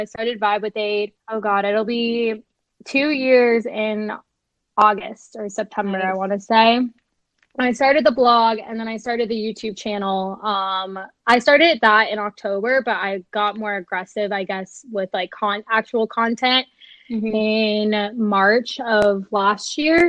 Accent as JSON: {"language": "English", "town": "Phoenix", "region": "Arizona", "country": "United States", "moved": "as an adult", "lives_now": "Austin, United States", "said": "I'm 24 and I'm from Phoenix, Arizona."}